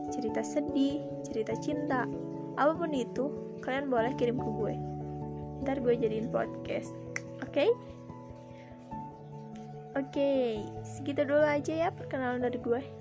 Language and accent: Indonesian; Bandung, West Java, Indonesia; born there; dan gue gak punya nama panjang gue lahir di Bandung pada 2004